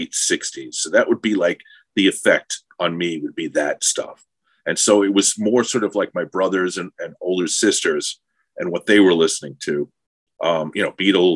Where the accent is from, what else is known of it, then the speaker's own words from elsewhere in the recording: Long Island, New York, United States; I was from Long Island